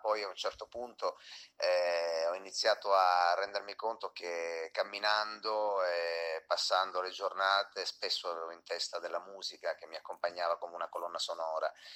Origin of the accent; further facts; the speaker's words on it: Acri, Calabria, Italy; moved away as an adult; now in Bologna, Italy; un cantautore di origine mm, calabrese, sono nato in provincia di Cosenza, ad Acri, e mi sono trasferito a Bologna quando avevo 18 anni più o meno